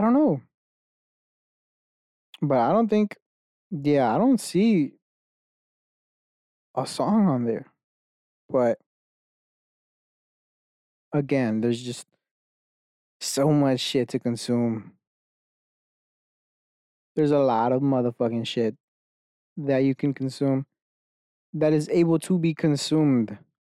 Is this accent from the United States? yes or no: yes; United States; I was born fucking Mexican in America, right? That I'm a being in America. Just by circumstance, I know 2 languages.